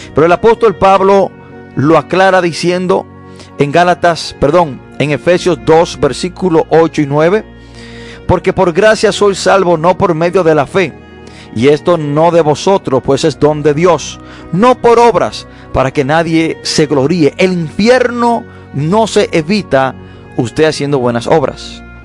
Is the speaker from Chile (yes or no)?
no; Dominican Republic; nosotros, los dominicanos